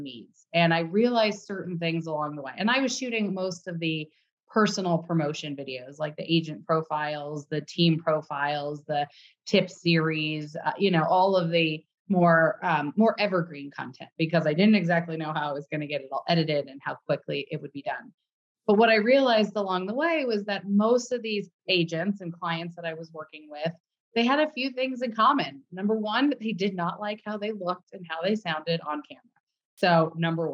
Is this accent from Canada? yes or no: no; Los Angeles, California, United States; moved away as an adult; also born or lived in Indiana / New York; now in Park City, United States; I'm born and raised in Los Angeles